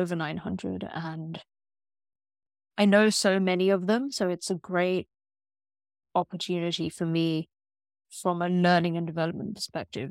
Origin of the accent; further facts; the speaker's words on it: Pakistan; I am a Pakistani Muslim in tech